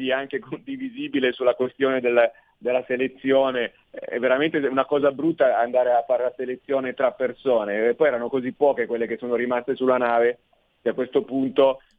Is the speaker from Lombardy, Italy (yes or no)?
yes; Lombardy, Italy; sono un lombardo che si è rotto le scatole